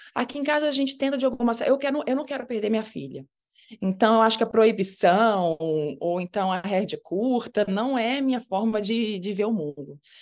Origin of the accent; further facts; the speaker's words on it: Minas Gerais, Brazil; also born or lived in Rio de Janeiro; E eu ainda fui criada em Minas Gerais. Eu fui para Minas com três meses de idade, então me considero uma grande mineira de coração.